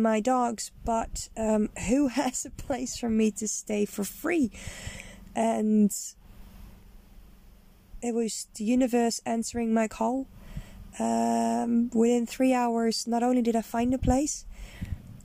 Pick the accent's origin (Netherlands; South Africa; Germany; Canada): Netherlands; moved away; I am Dutch. I'm originally from the Netherlands